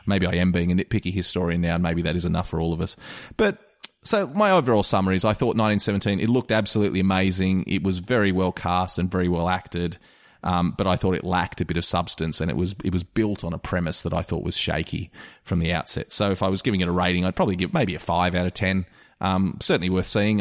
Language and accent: English; Australia; I'm an Australian